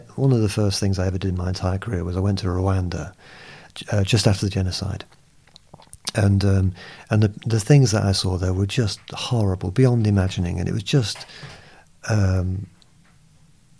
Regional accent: England, United Kingdom; also born or lived in Lagos, Nigeria; being English

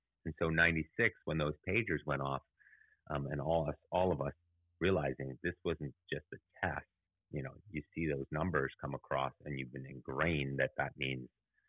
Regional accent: Munich, Bavaria, Germany; moved away; But I also grew up in Munich, where the Olympics had their first terrorist attack.

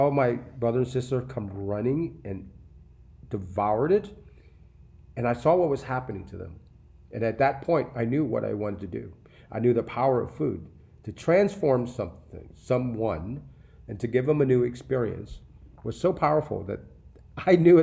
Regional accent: New Orleans, Louisiana, United States; I grew up in New Orleans.

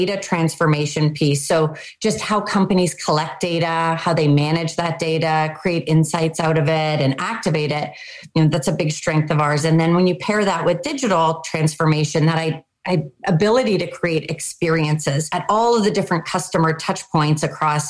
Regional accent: Canada; also born or lived in Pittsburgh, United States; now in United States; I grew up in Canada. I moved to the US. I work in Pittsburgh now

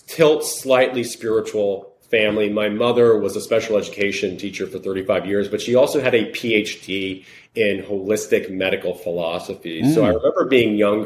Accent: Long Island, New York, United States; moved away as an adult; also born or lived in Connecticut; I grew up in Long Island, New York, finished up school

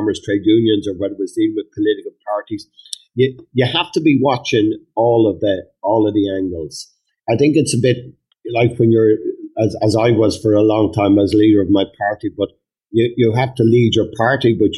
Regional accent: Ireland; we're Irish Republicans, and we come from an Irish Republican tradition

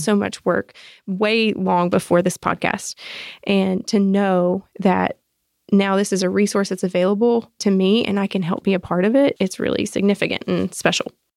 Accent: South Georgia, United States; moved away as an adult; also born or lived in Arkansas; now in Atlanta, United States; I was born in Arkansas, raised in South Georgia, but I've been in Atlanta for fifteen years now

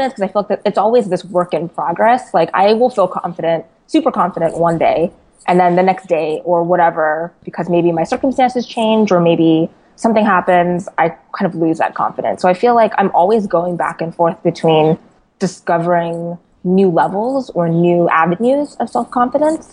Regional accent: California, United States; I was born and raised here in California

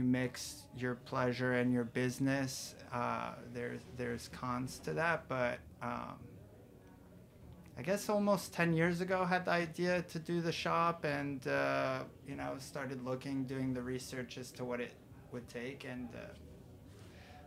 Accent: outside of Paris, Île-de-France, France; moved away as an adult; now in New York, United States; I was born in New York, so spent about half my life here, at least until the end of the fourth grade, and then moved outside of Paris, fifth grade through the end of high school

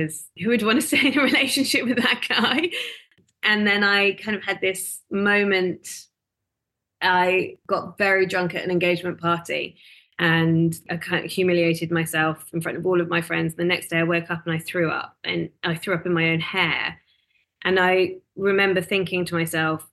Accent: United Kingdom; moved away as an adult; also born or lived in London; now in Melbourne, Australia; I originally from the UK. I came here in 2011

